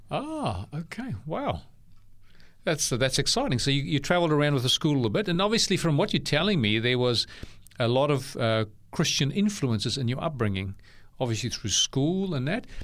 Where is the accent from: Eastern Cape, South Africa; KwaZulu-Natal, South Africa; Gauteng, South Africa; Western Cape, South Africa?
Western Cape, South Africa; Bellville; now in Australia; I was born in Bellville, which is a neighboring suburb.